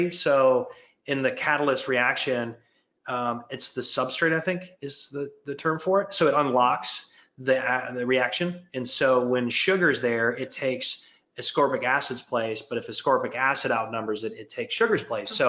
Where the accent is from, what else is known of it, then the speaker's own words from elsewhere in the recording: Michigan, United States; I grew up in Michigan, so you had to put more layers on.